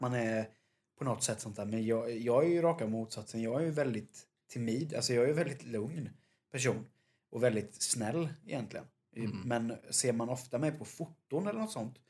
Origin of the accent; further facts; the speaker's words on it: Jönköping, Jönköping County, Sweden; vi kommer från Jönköping